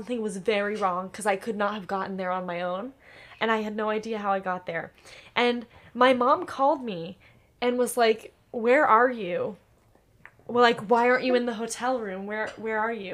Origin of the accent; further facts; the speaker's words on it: Indiana, United States; I'm from Indiana